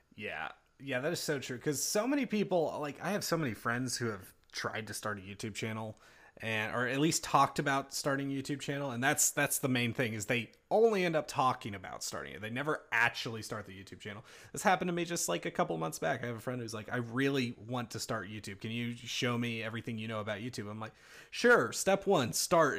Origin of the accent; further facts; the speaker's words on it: North Carolina, United States; I am also from North Carolina